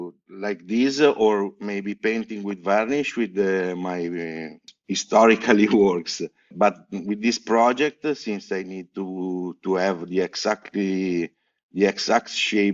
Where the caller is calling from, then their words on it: Genoa, Liguria, Italy; English is a second language; From Genoa, from in Italy.